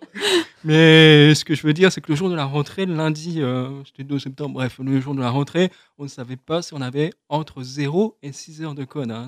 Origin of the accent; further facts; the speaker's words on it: France; first language French; Donc notre langue maternelle, notre langue naturelle, c'est le français. Donc, euh, ce qui fait que je me sens euh, d'abord français avant d'être sourd